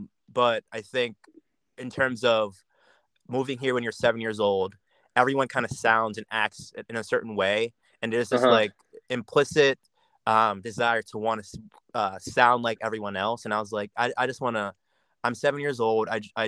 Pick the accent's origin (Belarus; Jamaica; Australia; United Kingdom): Jamaica; accent: Jamaican; forcing myself to speak in my Jamaican accent became so foreign, and it felt so forced in a way after a while, because I speak with Americans all the time.